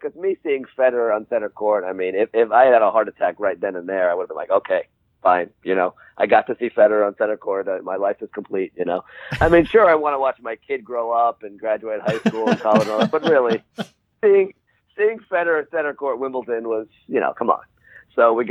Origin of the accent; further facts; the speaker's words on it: New York, United States; as a New Yorker